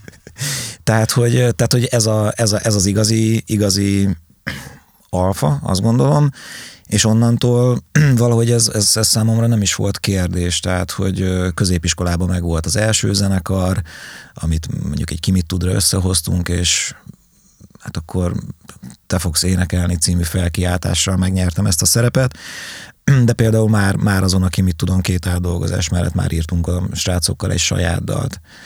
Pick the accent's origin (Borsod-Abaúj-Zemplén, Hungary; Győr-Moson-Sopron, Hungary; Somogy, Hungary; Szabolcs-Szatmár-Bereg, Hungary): Szabolcs-Szatmár-Bereg, Hungary; Nyíregyháza; az István a királyt például bátyámmal váltott szereposztásban üvöltöttük otthon, panelház, Nyíregyháza, Kumbéla utca